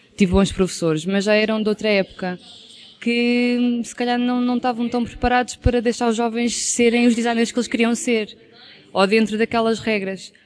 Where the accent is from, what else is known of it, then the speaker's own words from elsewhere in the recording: Caldas da Rainha, Centro, Portugal; also born or lived in Lisbon; eu sou das Caldas da Rainha e estudei em Lisboa